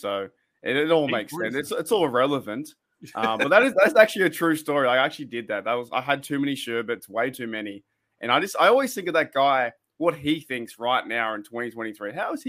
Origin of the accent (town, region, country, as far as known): Australia